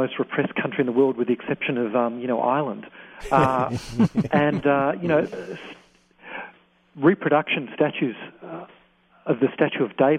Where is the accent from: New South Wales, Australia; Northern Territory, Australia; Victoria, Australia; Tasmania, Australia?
Victoria, Australia; Melbourne; When I was a kid growing up in Melbourne, Australia.